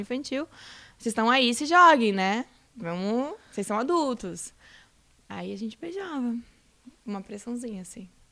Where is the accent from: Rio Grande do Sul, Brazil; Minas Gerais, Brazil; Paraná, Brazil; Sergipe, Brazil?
Rio Grande do Sul, Brazil; moved away as an adult; also born or lived in Santa Catarina; fui morar em Santa Catarina, que eu sou do Rio Grande do Sul